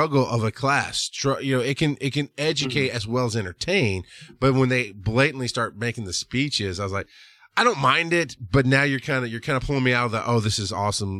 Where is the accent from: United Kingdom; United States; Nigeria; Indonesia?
United States; the South; I grew up poor in the South.